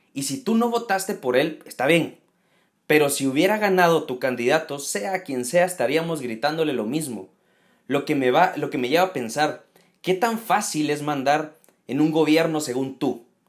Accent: Guatemala; en Guatemala, en mi país

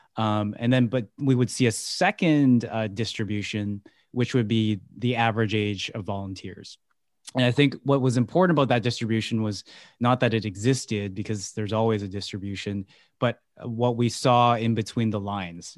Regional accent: Vancouver, British Columbia, Canada; born and raised in Vancouver

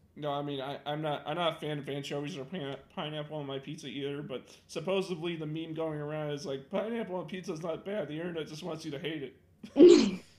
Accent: Illinois, United States; I'm from Illinois

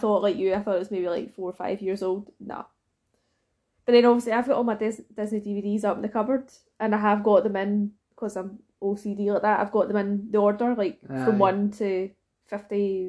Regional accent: Scotland, United Kingdom; being Scottish

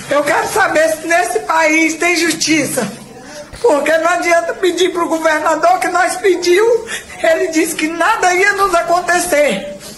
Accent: Brazil; Eu sou brasileira e tenho orgulho de ser brasileira.

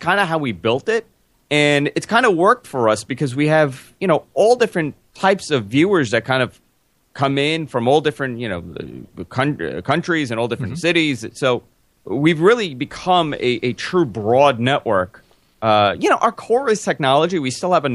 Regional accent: New York City, New York, United States; I'm born and raised in Queens

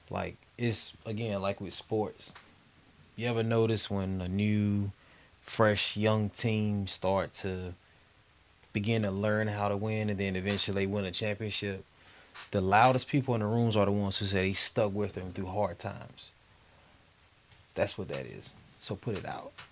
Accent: Maine, United States; born or raised there; moved away; also born or lived in Arizona

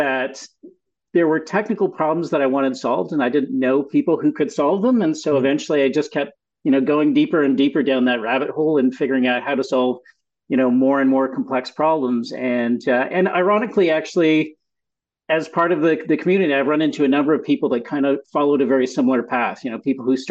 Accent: Montreal, Quebec, Canada; moved away as an adult; also born or lived in United States; now in Ontario, Canada; So I was actually born in the US, but really grew up in Montreal.

